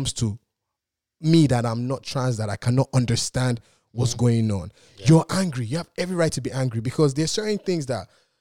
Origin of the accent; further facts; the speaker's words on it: Nigeria; I'm Nigerian